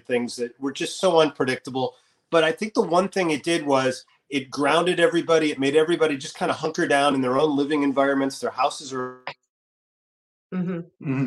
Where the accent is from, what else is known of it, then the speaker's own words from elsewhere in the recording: Chicago, Illinois, United States; I grew up in Chicago, and I started going to Second City